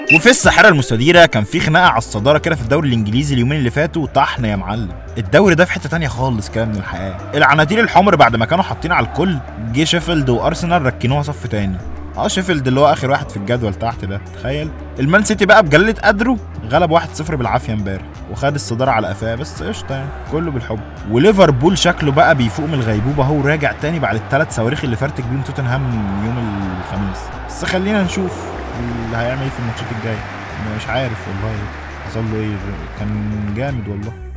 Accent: Egypt; احنا عندنا في مصر هنا

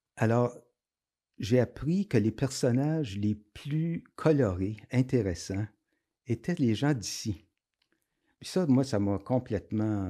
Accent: Aylmer, Quebec, Canada; je viens d'Elmer, donc je connaissais le Chaudière

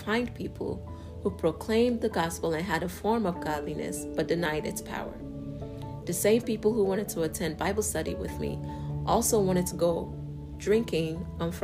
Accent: Yorubaland, Nigeria; our enthusiasm and pride in being Nigerian and Yoruba

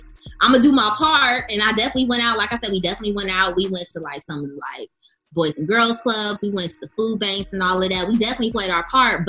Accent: Texas, United States; I grew up in Texas and all that.

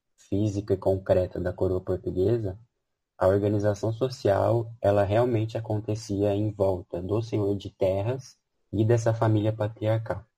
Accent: Campinas, São Paulo, Brazil; Sou de Campinas mesmo, né, onde fica a Unicamp. Sempre morei, estudei e, e vivi aqui

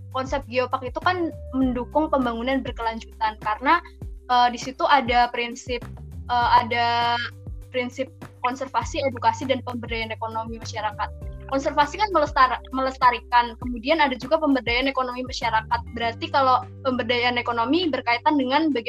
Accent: Kebumen, Central Java, Indonesia; aku asli orang Kebumen, dari Kebumen dan sekarang juga tinggalnya lagi di Kebumen.

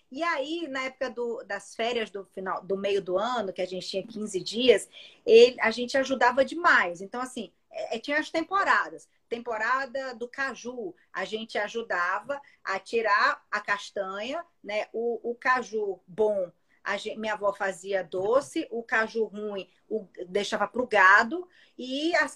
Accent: Brasília, Federal District, Brazil; also born or lived in Natal; Porque eu nasci aqui em Natal, mas com nove meses, meu pai foi eleito deputado federal. Então, a gente foi morar em Brasília e logo depois ele foi senador. Então, os meus primeiros dez anos de vida, eu aprendi a falar em Brasília.

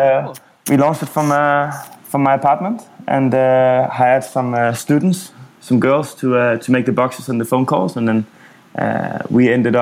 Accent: Copenhagen, Capital Region of Denmark, Denmark; moved away as an adult; also born or lived in Asia / Middle East / Africa / Amsterdam; I grew up in Copenhagen in Denmark

